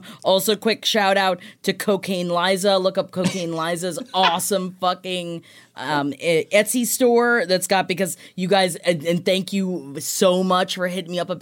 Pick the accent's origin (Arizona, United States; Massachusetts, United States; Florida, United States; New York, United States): Florida, United States; Clearwater; born or raised there